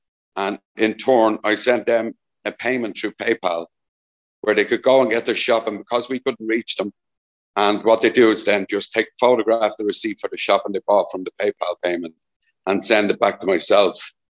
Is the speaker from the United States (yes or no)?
no; Dublin, Leinster, Ireland; moved away as an adult; also born or lived in Caleta de Fuste, Spain; now in Corralejo, Spain; I'm originally from Dublin. I came to Fuerteventura just over 5 years ago.